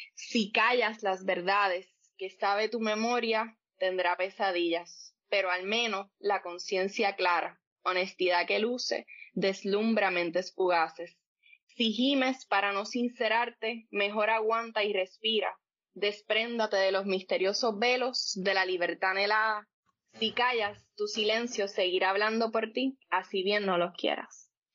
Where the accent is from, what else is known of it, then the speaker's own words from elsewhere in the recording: Coamo, Puerto Rico; also born or lived in Ponce; nací en Ponce, me crié en Coamo toda la vida, así que pues sí, soy pameña de pura cepa y pues boricua ante todo